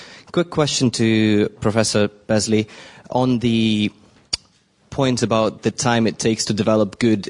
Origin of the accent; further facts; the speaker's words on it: Ukraine; now in London, United Kingdom; So I'm coming from Ukraine